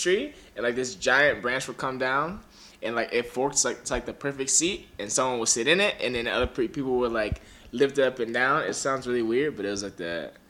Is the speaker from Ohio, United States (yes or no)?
yes; Cleveland, Ohio, United States; now in Los Angeles, United States; I'm from Cleveland. I live in LA.